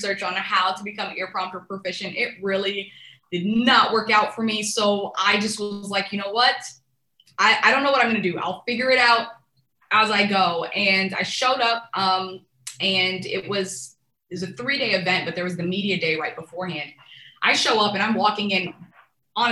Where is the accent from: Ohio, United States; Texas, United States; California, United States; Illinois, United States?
Texas, United States; Fort Worth; moved away as an adult; also born or lived in Tunisia / Houston, Texas; I came and I grew up in Fort Worth, Texas